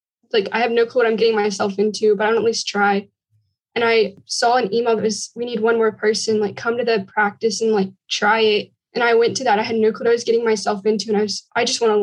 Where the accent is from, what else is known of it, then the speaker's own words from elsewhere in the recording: Texas, United States; I'm from Texas and we have a really big 4-H program in Texas